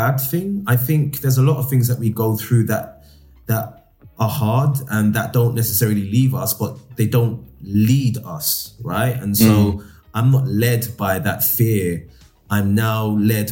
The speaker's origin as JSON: {"language": "English", "country": "Nigeria", "said": "as a Nigerian boy growing up, my dad was old school"}